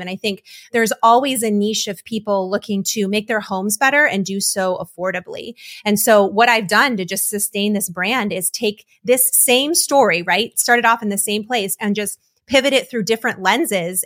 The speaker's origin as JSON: {"language": "English", "town": "Detroit", "region": "Michigan", "country": "United States", "tie": "born or raised there", "moved": "yes", "lives_now": "North Carolina, United States", "said": "I was born and raised in Detroit. I came down to North Carolina"}